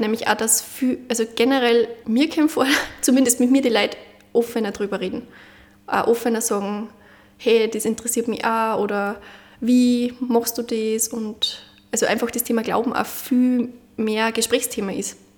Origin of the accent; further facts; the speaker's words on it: Munderfing, Upper Austria, Austria; Munderfing in Oberösterreich